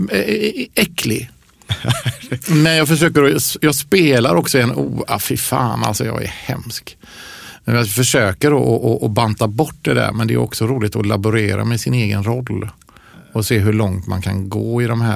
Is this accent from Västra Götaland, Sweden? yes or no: yes; Ucklum, Västra Götaland, Sweden; moved away; jag växte upp i Ucklum.